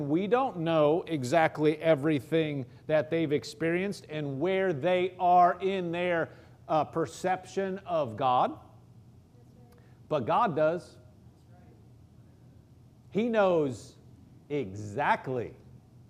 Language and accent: English; Omaha, Nebraska, United States; I grew up in Omaha, Nebraska